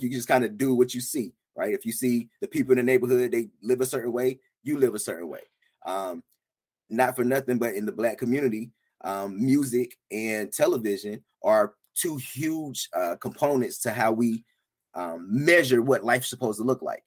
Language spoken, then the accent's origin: English; about four hours from Charlotte, North Carolina, United States; also born or lived in Atlanta, Georgia; now in Charlotte, United States; I grew up about four hours from Charlotte, so maybe it was a North Carolina thing